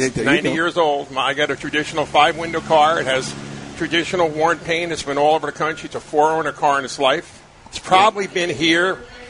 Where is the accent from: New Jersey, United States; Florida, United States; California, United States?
New Jersey, United States; So I'm from New Jersey.